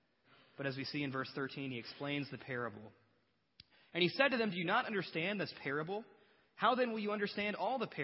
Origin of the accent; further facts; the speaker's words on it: Batesville, United States; I'm from Batesville